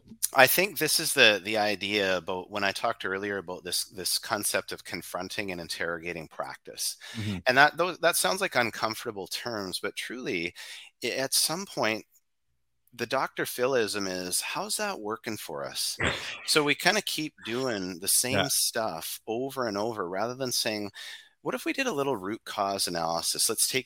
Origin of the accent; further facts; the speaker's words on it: Canada; and we're from Canada, so we'll use a hockey analogy.